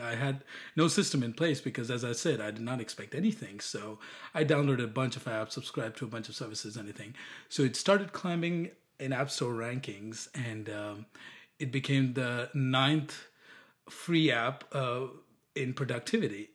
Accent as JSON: {"language": "English", "country": "India", "moved": "as an adult", "lives_now": "United States", "said": "I'm from India"}